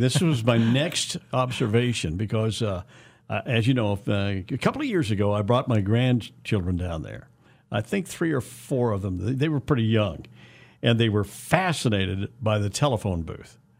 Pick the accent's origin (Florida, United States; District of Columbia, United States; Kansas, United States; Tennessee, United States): Kansas, United States; Wichita; growing up in West Wichita